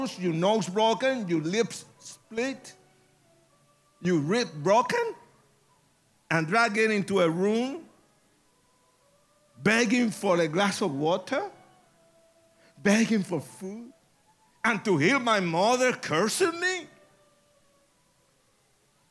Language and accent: English; Puerto Rico; I was born in Puerto Rico